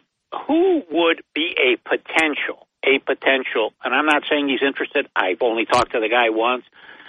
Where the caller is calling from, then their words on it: Binghamton, New York, United States; … from Binghamton.